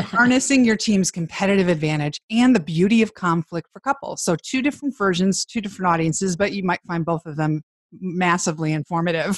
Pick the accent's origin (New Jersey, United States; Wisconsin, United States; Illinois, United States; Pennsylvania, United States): Illinois, United States; Chicago; I grew up in Chicago